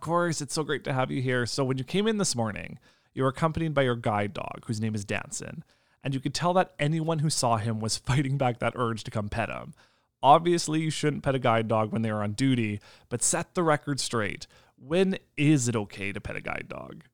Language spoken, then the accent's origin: English; Lambert, Saskatchewan, Canada; I'm from Lambert, which is about thirty minutes away from Indian Head